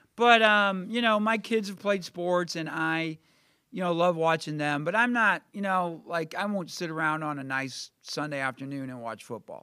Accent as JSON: {"language": "English", "town": "Millstadt", "region": "Illinois", "country": "United States", "tie": "born or raised there", "also_born_or_lived": "Columbia, Missouri", "moved": "yes", "lives_now": "Carbondale, United States", "said": "I grew up in Millstot"}